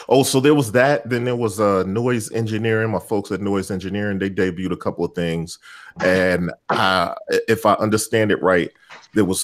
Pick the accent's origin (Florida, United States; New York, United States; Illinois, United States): Illinois, United States; Chicago; moved away; Schaumburg, just outside of Chicago, my hometown